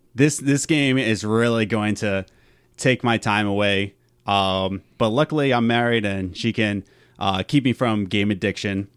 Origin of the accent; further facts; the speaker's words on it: Philadelphia, Pennsylvania, United States; we're from Philadelphia.